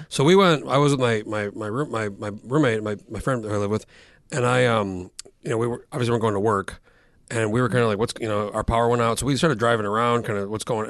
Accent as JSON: {"language": "English", "region": "New Mexico", "country": "United States", "tie": "born or raised there", "moved": "as an adult", "lives_now": "Alaska, United States", "said": "I've been here fifteen years, and I grew up in New Mexico"}